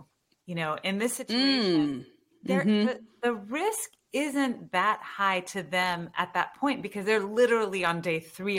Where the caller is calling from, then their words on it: Houston, Texas, United States; I'm in Houston.